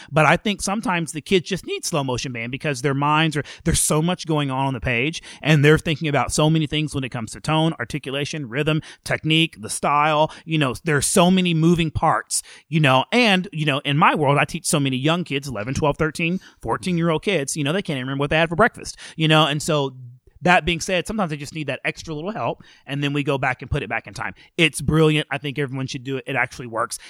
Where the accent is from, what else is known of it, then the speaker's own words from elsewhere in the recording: McGregor, Texas, United States; now in Cedar Park, United States; I grew up in McGregor, Texas, which is a small um, city or town, excuse me, outside of Waco, Texas